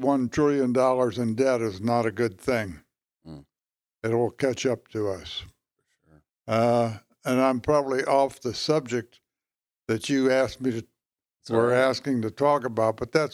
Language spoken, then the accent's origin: English; Detroit, Michigan, United States; Well, I grew up in Detroit